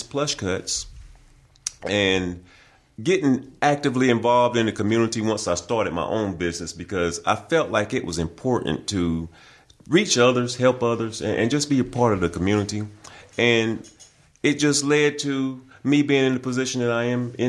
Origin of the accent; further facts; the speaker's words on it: Bessemer City, North Carolina, United States; now in Hickory, United States; I was originally born and raised in Bessemer City, North Carolina, which is in Gaston County